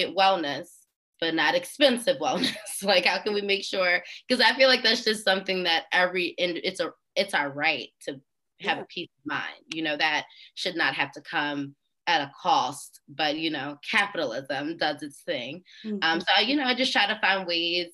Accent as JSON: {"language": "English", "town": "Philadelphia", "region": "Pennsylvania", "country": "United States", "said": "I'm from Philly"}